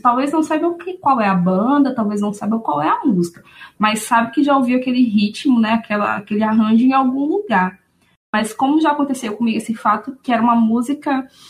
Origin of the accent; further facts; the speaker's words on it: Aracaju, Sergipe, Brazil; eu sou da cidade de Aracaju, Sergipe, né? Resido aqui até hoje.